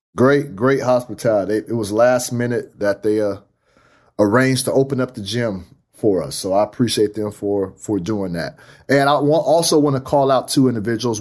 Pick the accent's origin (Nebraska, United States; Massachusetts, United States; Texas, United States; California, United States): California, United States; Fresno; Fresno's my hometown. That's my town.